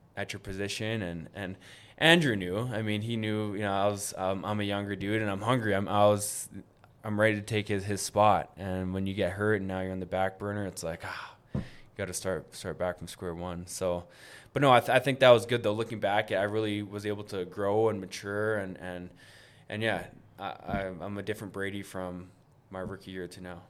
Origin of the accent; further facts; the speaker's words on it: Winnipeg, Manitoba, Canada; I grew up in Garden City here in Winnipeg